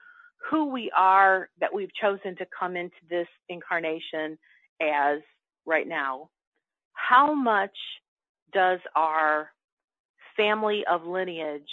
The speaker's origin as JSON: {"language": "English", "town": "Chicago", "region": "Illinois", "country": "United States", "tie": "born or raised there", "said": "I grew up in Chicago"}